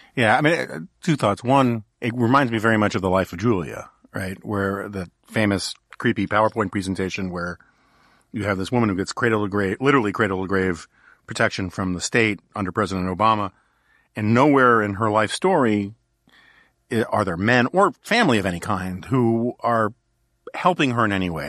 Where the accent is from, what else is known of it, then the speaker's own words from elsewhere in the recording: New York City, New York, United States; I grew up in New York City in the nineteen seventies.